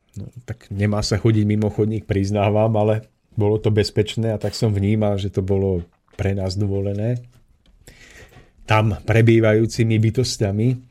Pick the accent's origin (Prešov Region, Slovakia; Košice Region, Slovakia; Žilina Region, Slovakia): Žilina Region, Slovakia; Orava; ja pochádzam z Oravy